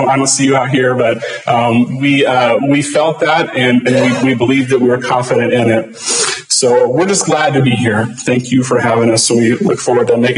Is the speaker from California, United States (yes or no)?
yes; Lake Elsinore, California, United States; moved away as an adult; now in South Dakota, United States; this is my hometown, Lake Elsinore.